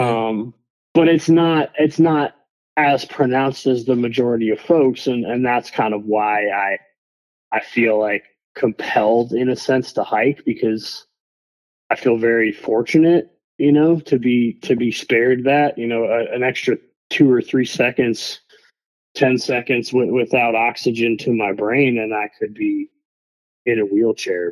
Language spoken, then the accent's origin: English; Michigan, United States; moved away; also born or lived in Jacksonville, Florida; I'm originally from Michigan, but that's where I'd been living at the time